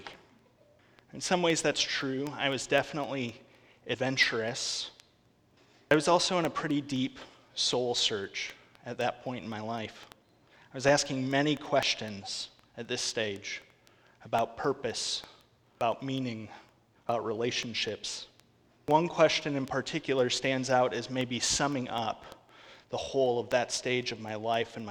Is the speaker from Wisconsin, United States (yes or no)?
yes; Wisconsin, United States; moved away as an adult; I grew up in Wisconsin, family of six, my parents, three brothers, and myself